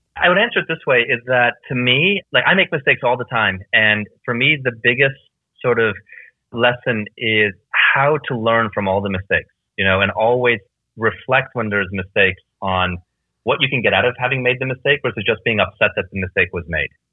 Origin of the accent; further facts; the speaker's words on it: Canada; moved away as an adult; also born or lived in Hungary / Germany / Netherlands / Belgium; I effectively grew up there